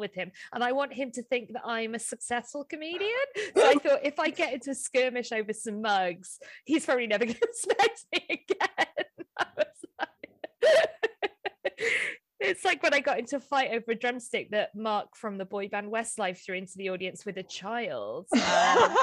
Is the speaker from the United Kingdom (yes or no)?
yes; Welsh, Wales, United Kingdom; I'm Welsh